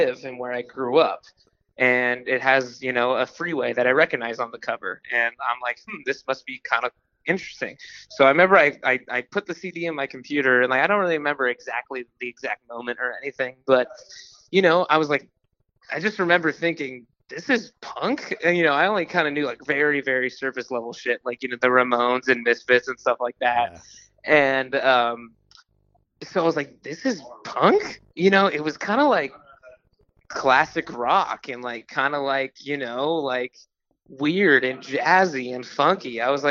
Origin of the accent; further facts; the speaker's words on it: Los Angeles, California, United States; I'm from LA, Los Angeles.